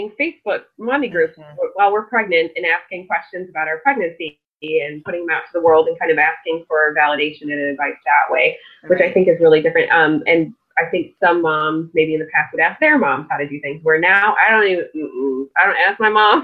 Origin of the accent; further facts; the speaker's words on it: New York, United States; moved away; my hometown in New York